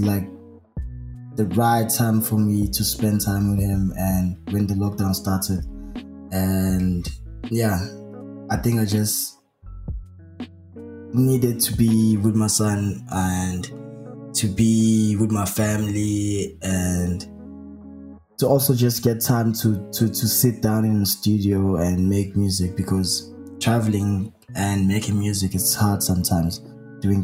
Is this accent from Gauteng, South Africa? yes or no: no; Clermont, KwaZulu-Natal, South Africa; I have a lot of people helping me from Claremont that I really love what I'm doing in my hometown